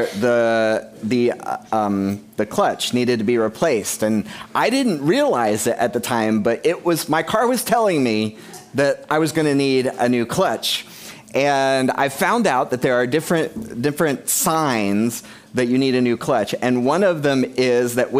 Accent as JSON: {"language": "English", "country": "United States", "said": "I'm American"}